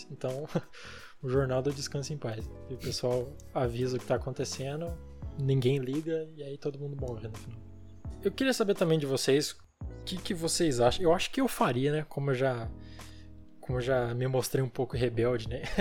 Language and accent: Portuguese; Brazil; como brasileiros